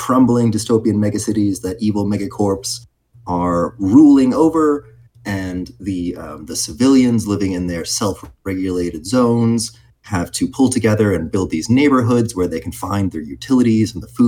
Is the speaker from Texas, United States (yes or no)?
yes; Arlington, Texas, United States; moved away as an adult; now in Chicago, United States; Cameron and I originally grew up in Texas, right in the DFW area, so right in Arlington